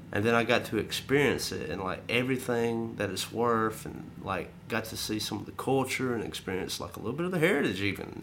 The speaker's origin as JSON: {"language": "English", "region": "the South", "country": "United States", "said": "we're from the South"}